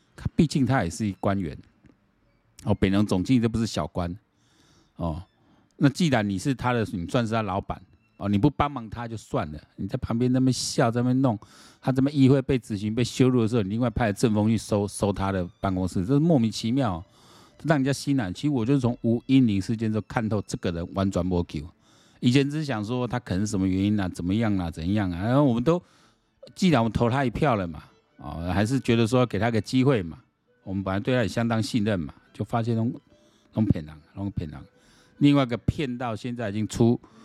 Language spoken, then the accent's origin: Chinese; Taiwan; 我们台湾人